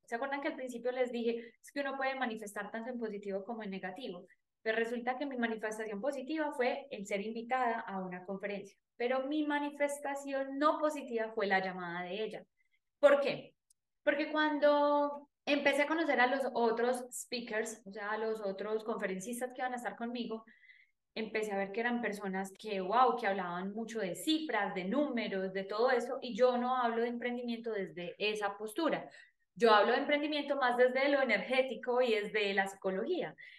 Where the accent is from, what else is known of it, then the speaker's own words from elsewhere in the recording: Paisa region, Antioquia, Colombia; accent: paisa; hablando con mi acento paisa